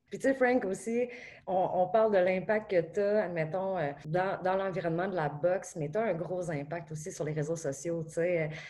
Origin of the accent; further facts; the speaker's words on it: Beauce, Quebec, Canada; je suis une photographe, que je viens de la Beauce